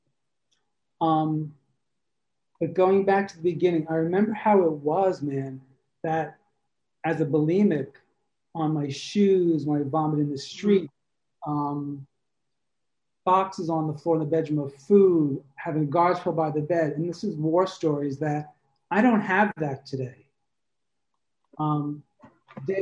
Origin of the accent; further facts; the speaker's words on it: New York, United States; moved away as an adult; also born or lived in Brooklyn, New York / Tribeca, New York; now in Provincetown, United States; Originally, I'm from New York. You might hear it in my voice